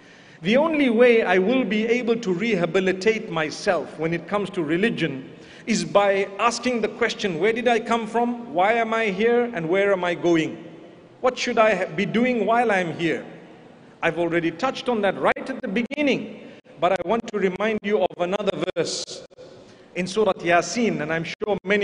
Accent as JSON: {"language": "English", "country": "Zimbabwe", "said": "I come from Zimbabwe"}